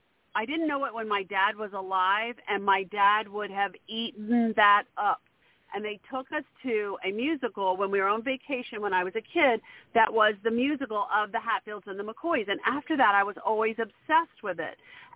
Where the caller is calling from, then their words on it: Maryland, United States; I'm calling from Maryland.